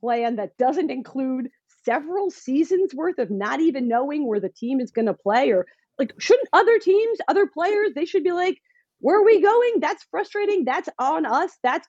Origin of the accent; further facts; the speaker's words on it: New Jersey, United States; I'm also from New Jersey.